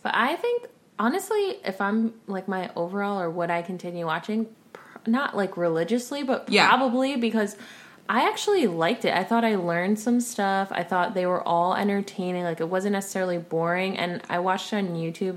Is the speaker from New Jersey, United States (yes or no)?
yes; New Jersey, United States; I'm from Jersey.